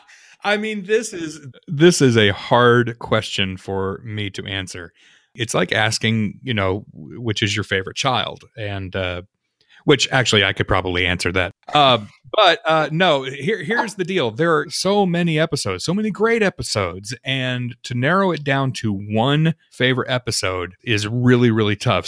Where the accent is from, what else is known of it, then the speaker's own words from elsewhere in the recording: Illinois, United States; I come from Illinois